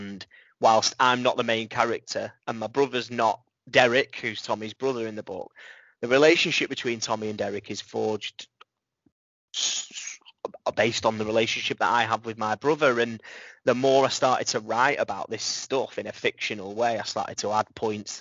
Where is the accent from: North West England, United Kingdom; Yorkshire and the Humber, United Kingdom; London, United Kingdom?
North West England, United Kingdom; Blackpool; my hometown, and I didn't want to add to that negative perception of a town that's entrenched in poverty, which we are